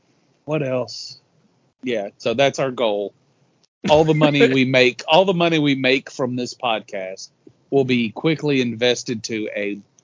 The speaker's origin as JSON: {"language": "English", "town": "Madison", "country": "United States", "tie": "born or raised there", "said": "We're all Rambo kids. We grew up in Madison."}